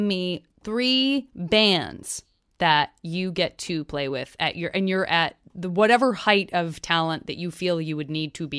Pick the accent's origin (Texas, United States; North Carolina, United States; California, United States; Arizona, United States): Arizona, United States; born or raised there